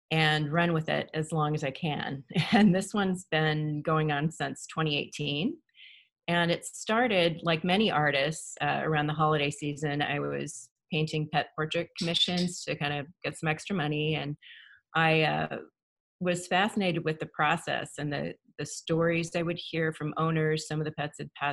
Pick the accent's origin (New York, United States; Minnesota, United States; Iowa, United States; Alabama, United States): Iowa, United States; Grinnell; I was born in Grinnell, Iowa.